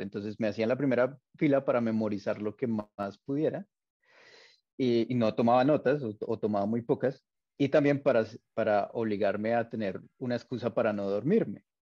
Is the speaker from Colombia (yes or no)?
yes; Bogotá, Colombia; yo soy de Bogotá